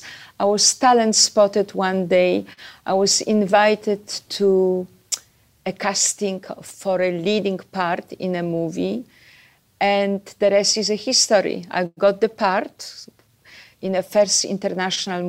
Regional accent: Warsaw, Masovian Voivodeship, Poland; moved away as an adult; I was born in Poland. I had a very beautiful childhood. I grew up in Warsaw.

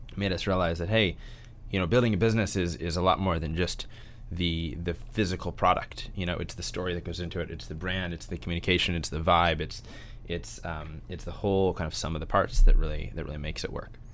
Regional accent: St. Louis, Missouri, United States; I grew up in Saint Louis, uh, Missouri.

